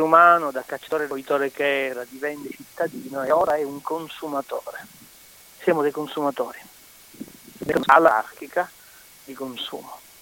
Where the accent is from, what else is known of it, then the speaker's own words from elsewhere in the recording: Palermo, Sicily, Italy; accent: Palermitan dialect; il dialetto palermitano e proprio il mio dialetto